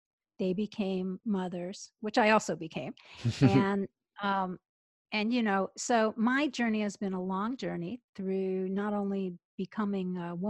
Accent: United States; born there; now in Atlanta, United States; I'm in Atlanta, Georgia.

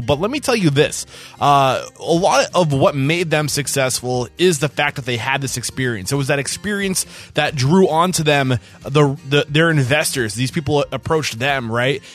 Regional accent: New Hampshire, United States; moved away as an adult; now in Austin, United States; I'm from New Hampshire

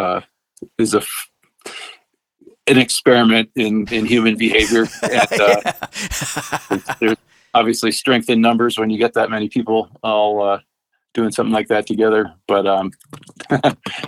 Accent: outside of Boston, Massachusetts, United States; moved away; I did grow up back east in outside of Boston

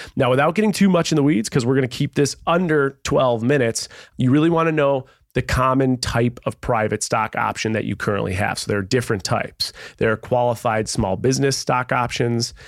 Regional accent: Buffalo, New York, United States; I grew up in Buffalo, a small town.

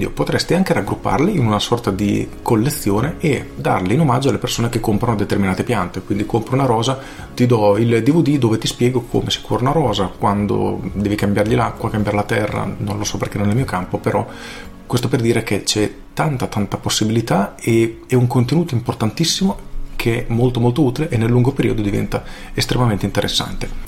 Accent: Pesaro, Marche, Italy; sono di Pesaro, ho 23 anni e lavoro nel Garden Center, vivaio di famiglia.

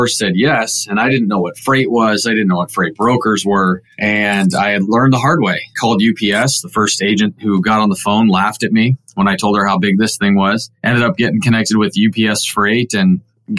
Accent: Southern California, United States; moved away; also born or lived in Portland, Oregon; I'm a sixth generation from Southern California, believe it or not. My family moved to Portland, Oregon, and I went to high school

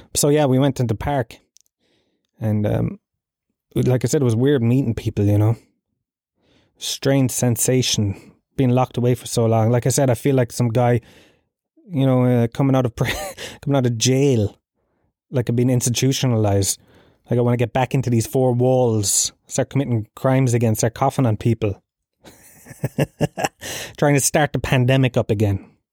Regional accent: Tralee, County Kerry, Ireland; I grew up in Gallowsfield, Tralee

